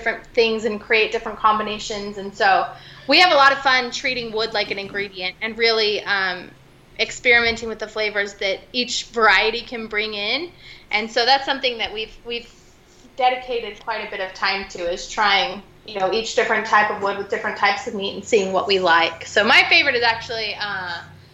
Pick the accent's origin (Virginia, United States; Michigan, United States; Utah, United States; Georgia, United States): Utah, United States; We are Utah, born and raised, both of us